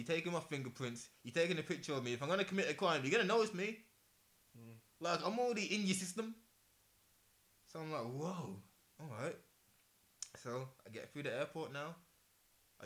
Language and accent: English; England, United Kingdom; I'm from England